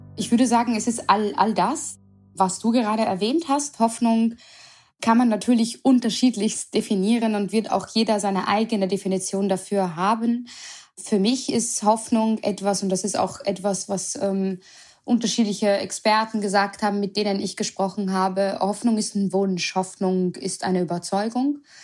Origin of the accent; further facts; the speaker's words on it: Vienna, Austria; moved away as an adult; also born or lived in Berlin, Germany; now in Mainz, Germany; ich auch gebürtige Wienerin bin